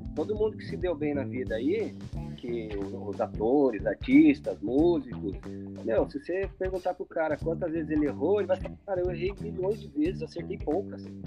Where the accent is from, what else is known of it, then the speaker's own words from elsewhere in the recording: São José dos Campos, São Paulo, Brazil; Eu sou de São José dos Campos, interior de São Paulo